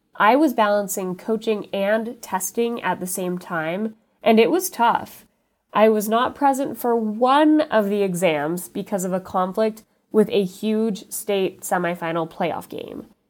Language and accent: English; Utah, United States; born or raised there; also born or lived in Los Angeles, California